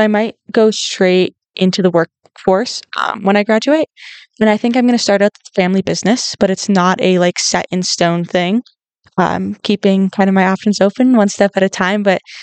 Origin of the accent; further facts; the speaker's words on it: northern Minnesota, United States; moved away as an adult; I grew up in Minnesota. I grew up in a small town in northern Minnesota